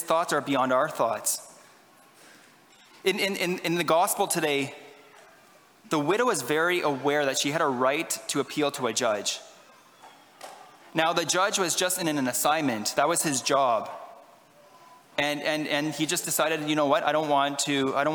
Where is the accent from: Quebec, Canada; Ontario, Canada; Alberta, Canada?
Ontario, Canada; Ottawa; I'm from Ottawa